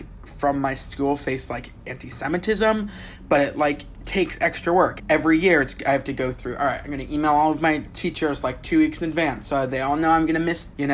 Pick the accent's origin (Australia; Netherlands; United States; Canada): United States; Bay Area, California; I grew up in the Bay Area